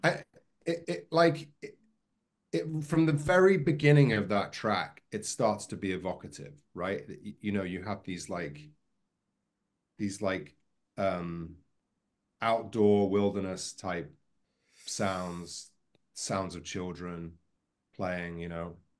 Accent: near Liverpool and Manchester, North West England, United Kingdom; I grew up near Liverpool and Manchester

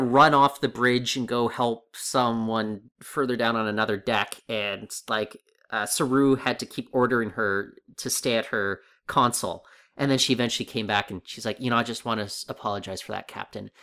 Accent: Seattle, Washington, United States; I grew up in Seattle

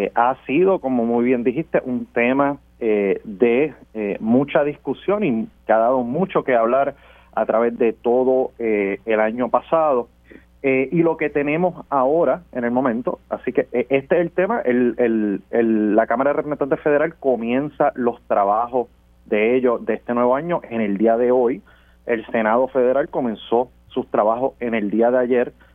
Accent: Puerto Rico; nosotros aquí en Puerto Rico

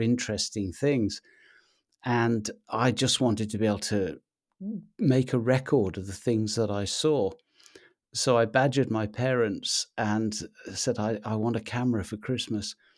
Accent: Wales, United Kingdom; now in Anglesey, United Kingdom; I grew up in Mid-Wales, uh, in a, a tiny little market town

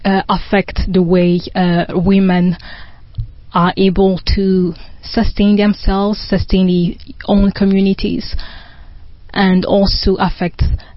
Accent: Burundi; moved away as an adult; now in Canada; I moved to Canada 6 years ago, and I came from Burundi.

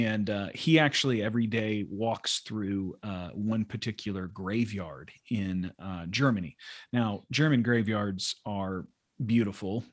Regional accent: United States; a Christian growing up in America

